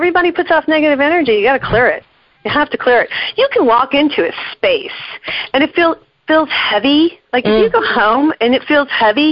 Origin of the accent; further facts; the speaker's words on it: New Mexico, United States; I'm from New Mexico.